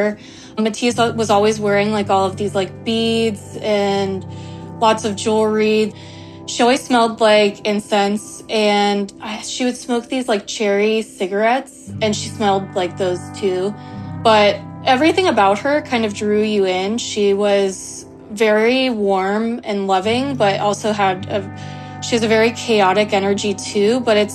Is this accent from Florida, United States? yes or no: yes; Tallahassee, Florida, United States; I'm from Tallahassee, Florida